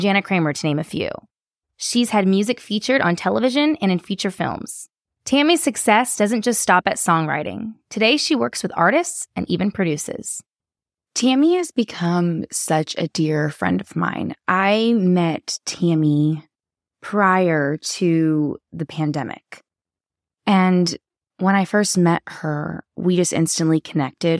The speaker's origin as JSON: {"language": "English", "town": "Sacramento", "region": "California", "country": "United States", "tie": "born or raised there", "moved": "yes", "lives_now": "Nashville, United States", "said": "I grew up in Sacramento, California"}